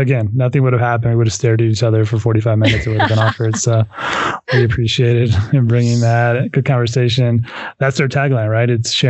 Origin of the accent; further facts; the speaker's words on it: South Bend, Indiana, United States; moved away; I grew up in South Bend, northern part of Indiana.